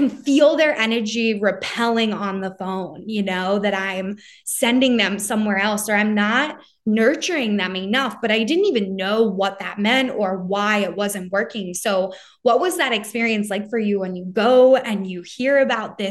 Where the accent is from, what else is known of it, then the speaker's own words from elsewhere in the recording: right outside of Philly, Pennsylvania, United States; I'm also from the Northeast, like right outside of Philly